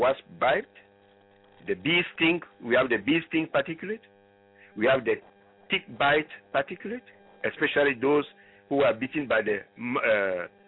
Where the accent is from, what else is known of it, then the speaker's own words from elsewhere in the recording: Ghana; moved away; I come from Ghana originally